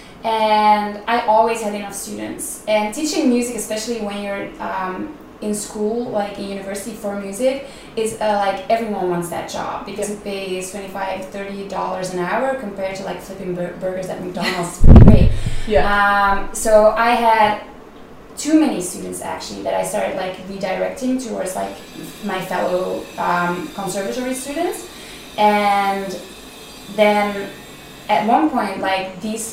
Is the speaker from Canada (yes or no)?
no; Belgium; moved away; also born or lived in Netherlands; I'm originally from Belgium